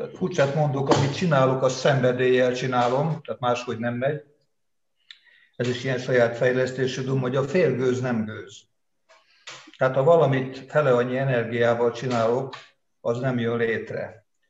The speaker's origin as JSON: {"language": "Hungarian", "town": "Veszprém", "region": "Veszprém County", "country": "Hungary", "tie": "born or raised there", "said": "Veszprémben születtem 52-ben, innen csak tanulni, meg katonának mentem el, tehát az egész életemet itt éltem le, és élem"}